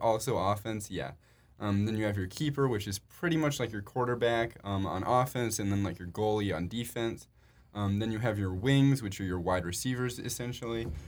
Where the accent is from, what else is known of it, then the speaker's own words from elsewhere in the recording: Chicago, Illinois, United States; We're both from Chicago